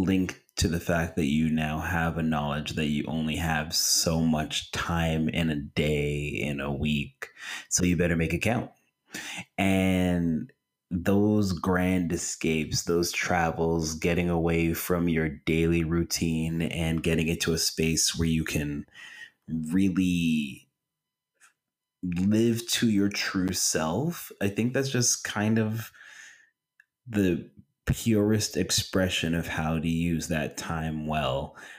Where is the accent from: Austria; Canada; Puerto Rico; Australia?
Canada; Toronto, Ontario; I'm from Toronto.